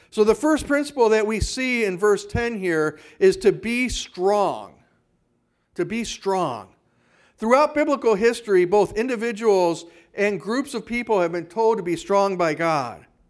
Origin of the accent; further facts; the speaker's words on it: Hayward, Wisconsin, United States; also born or lived in Kenosha, Wisconsin; now in Whitehall, United States; growing up in Hayward, where our water came out of a well